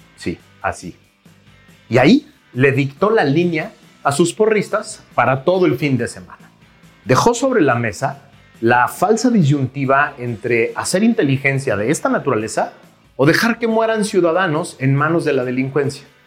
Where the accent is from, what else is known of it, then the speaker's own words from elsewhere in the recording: Mexico; relacionarnos como mexicanos